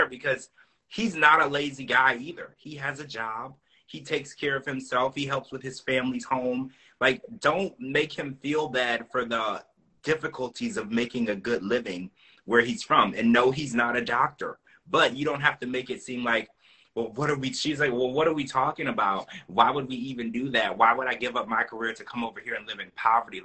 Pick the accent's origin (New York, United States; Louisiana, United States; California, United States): Louisiana, United States; now in Orlando, United States; I grew up in Louisiana